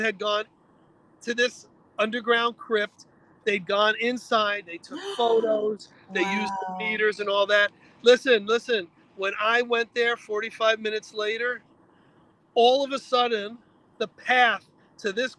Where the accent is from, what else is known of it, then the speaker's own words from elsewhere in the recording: New York, United States; now in Connecticut, United States; I'm a Bronx guy. I was born in New York. So to me, Connecticut is still country